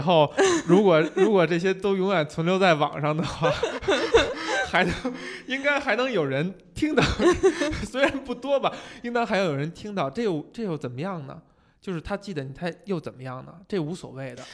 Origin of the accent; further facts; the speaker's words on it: China; 我们中国人